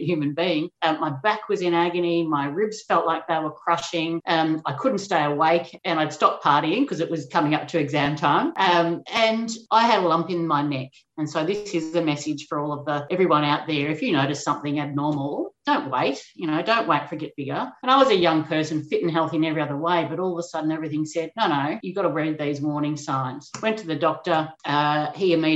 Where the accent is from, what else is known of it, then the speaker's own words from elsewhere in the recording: Gippsland, Victoria, Australia; also born or lived in Geelong, Victoria; now in Melbourne, Australia; I'm a Gippsland-born person in Victoria